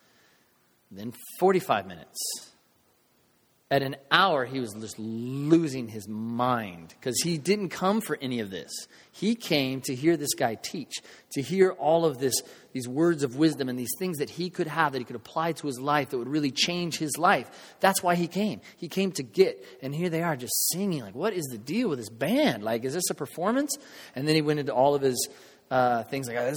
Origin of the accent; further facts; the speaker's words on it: United States; with us as Americans, especially for us as American believers